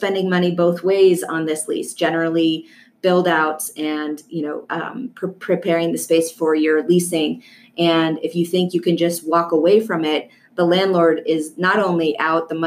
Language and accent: English; Colorado, United States; also born or lived in California; I came back to my home state of Colorado.